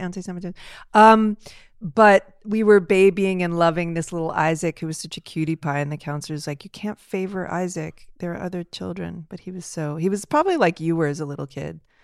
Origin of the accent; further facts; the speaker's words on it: Los Angeles, California, United States; I grew up near Beechwood up in the Hollywood Hills, in the foothills of Hollywood Hills